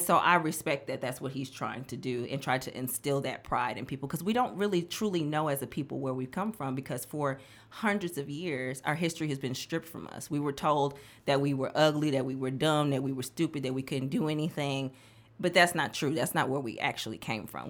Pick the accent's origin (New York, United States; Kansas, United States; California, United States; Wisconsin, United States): Wisconsin, United States; Milwaukee; moved away as an adult; also born or lived in Nashville, Tennessee; now in Memphis, United States; I was born and raised in Milwaukee, Wisconsin